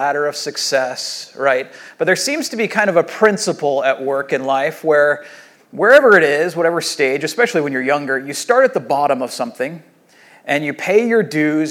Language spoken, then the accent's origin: English; Rancho Santa Margarita, California, United States; I grew up here in Rancho Santa Margarita